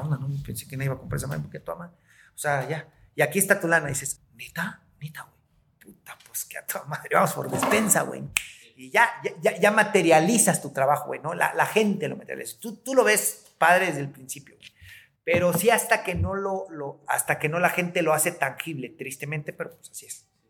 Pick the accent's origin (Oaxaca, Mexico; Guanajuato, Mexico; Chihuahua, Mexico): Oaxaca, Mexico